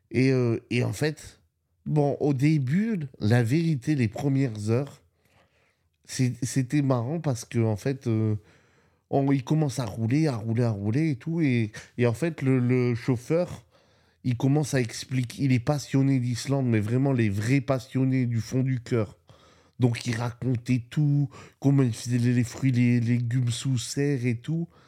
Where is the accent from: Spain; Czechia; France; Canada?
Spain; moi, je viens d'Espagne. Hein il neige pas en Espagne, où j'habite, il neige pas.